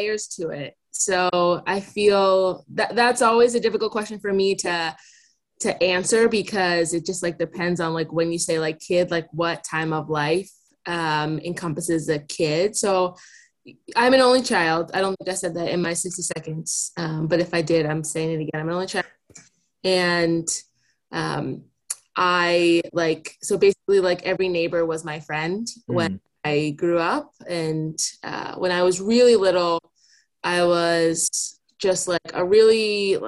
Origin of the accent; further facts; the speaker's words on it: New Jersey, United States; moved away as an adult; also born or lived in New York City; now in Seattle, United States; I grew up in New Jersey in like a really, like a fairly rural part of town.